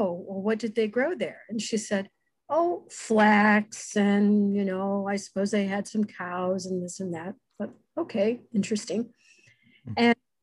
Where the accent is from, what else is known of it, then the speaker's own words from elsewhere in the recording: United States; I'm from the United States